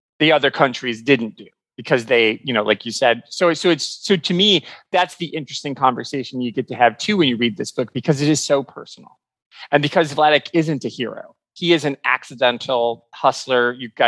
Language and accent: English; United States; as an American